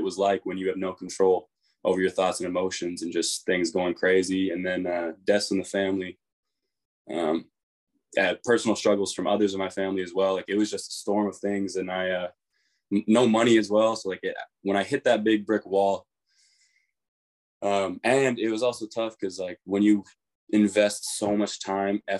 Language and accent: English; Kelowna, British Columbia, Canada; moved away; we came from Kelowna